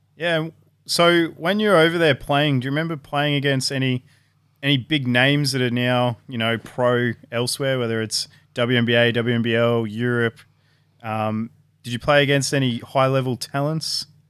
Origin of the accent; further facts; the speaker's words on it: Gosford, New South Wales, Australia; also born or lived in Batemans Bay; I spent about eight years growing up in Gosford and Bateman's Bay.